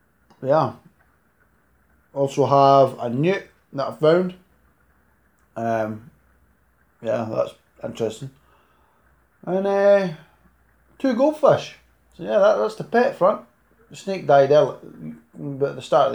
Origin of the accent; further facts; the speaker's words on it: Scotland, United Kingdom; accent: Scottish; Live in Scotland